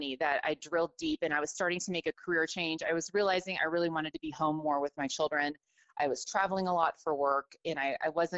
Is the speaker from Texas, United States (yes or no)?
yes; Houston, Texas, United States; I grew up in Houston